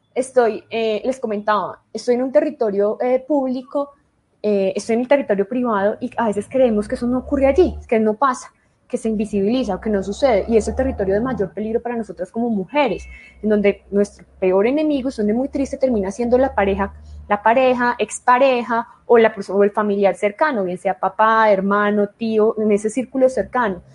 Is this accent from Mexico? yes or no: no; Colombia; en mi país, en Colombia